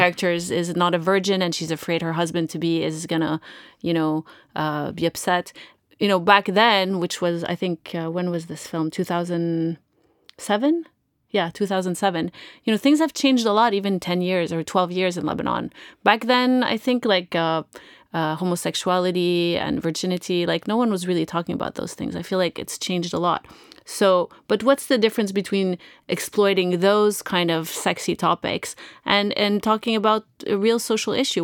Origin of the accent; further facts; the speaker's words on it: Canada; moved away; I'm originally Canadian